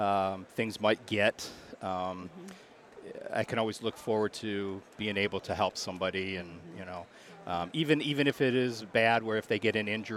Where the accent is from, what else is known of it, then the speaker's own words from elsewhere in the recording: Macomb, Michigan, United States; I am from Macomb, Michigan.